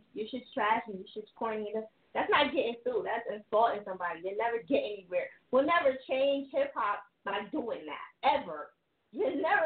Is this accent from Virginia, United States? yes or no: no; New Jersey, United States; now in Philadelphia, United States; I'm from Jersey, and I live in Philly